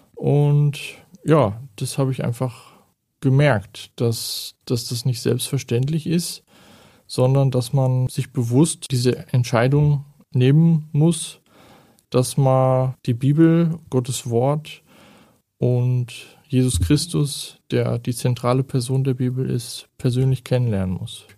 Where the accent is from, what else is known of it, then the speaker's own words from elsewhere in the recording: Germany; moved away as an adult; Ich stamme ursprünglich aus Deutschland und bin jetzt seit acht Jahren hier